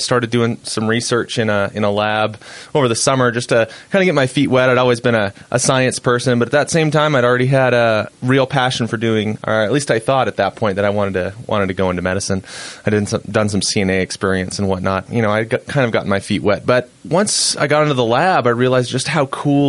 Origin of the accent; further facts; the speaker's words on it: Boise, Idaho, United States; moved away as an adult; also born or lived in Utah; now in Salt Lake City, United States; I was born and raised in Boise, Idaho. So I'm a Western boy.